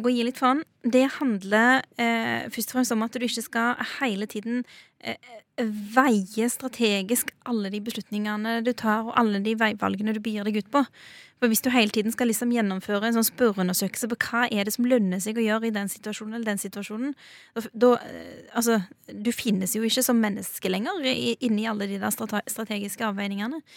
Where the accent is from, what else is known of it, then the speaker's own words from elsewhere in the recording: Norway; Så den jorda jeg står på i dag, det er jo, det er jo fedrelandet mitt, det er jo hjemlandet mitt. Og det er jeg stolt av.